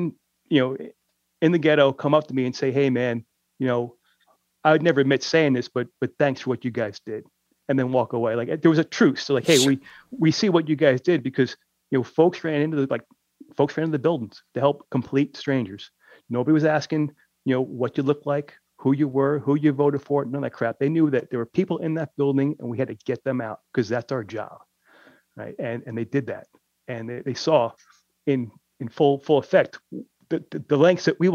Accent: New York City, New York, United States; here it was in my hometown.

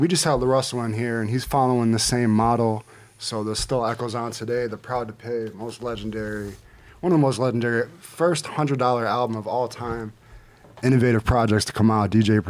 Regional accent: Buffalo, New York, United States; Straight out of Buffalo, New York, my hometown.

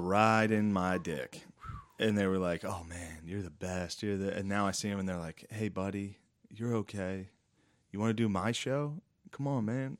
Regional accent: Mechanicsburg, Pennsylvania, United States; from Mechanicsburg

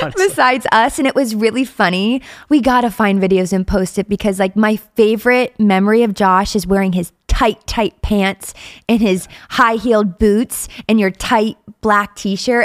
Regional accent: Ohio, United States; moved away as an adult; now in Pittsburgh, United States; I'm from Ohio and I'm what about an hour from where we are now in Pittsburgh?

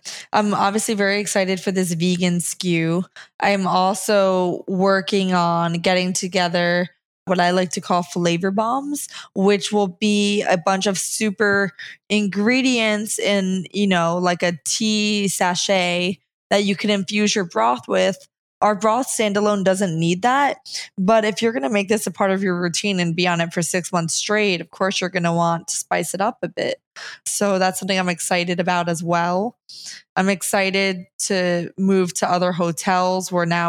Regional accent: New Jersey, United States; because I'm from New Jersey.

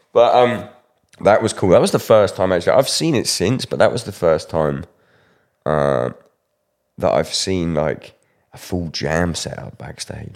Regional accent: United Kingdom; me being British

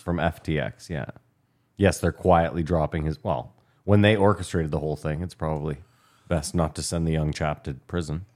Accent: Ontario, Canada; Growing up where we grew up in Ontario

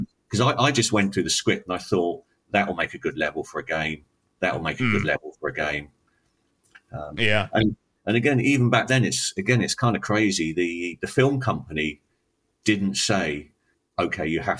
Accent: England, United Kingdom; being English

